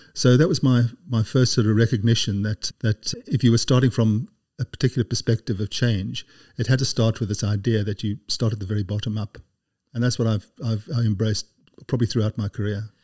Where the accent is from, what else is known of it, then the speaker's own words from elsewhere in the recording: South Africa; moved away as an adult; also born or lived in Cape Town, South Africa; now in United Kingdom; growing up in South Africa